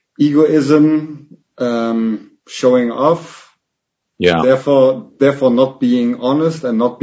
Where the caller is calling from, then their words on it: Germany; English is a second language; First of all, excuse me, I'm not a native English speaker. I'm watching from Germany.